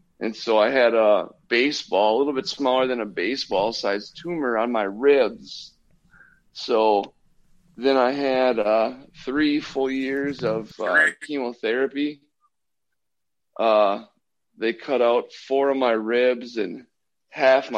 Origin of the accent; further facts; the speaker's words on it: Minnesota, United States; I'm from Minnesota